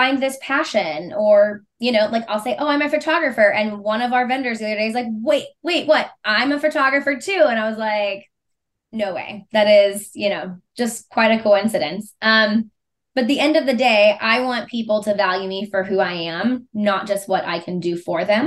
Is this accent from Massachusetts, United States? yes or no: no; Missouri, United States; I was born and raised in Missouri. I lived outside of the state for 5 months, one time in college on an internship.